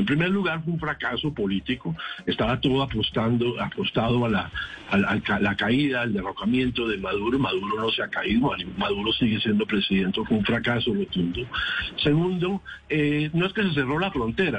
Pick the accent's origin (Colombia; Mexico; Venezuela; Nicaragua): Colombia; como colombiano